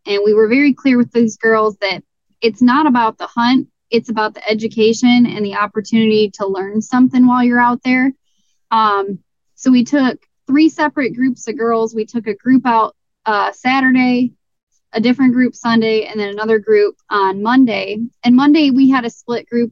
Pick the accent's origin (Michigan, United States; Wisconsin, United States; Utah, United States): Michigan, United States; Southeast; I am from Southern Michigan, Southeast Michigan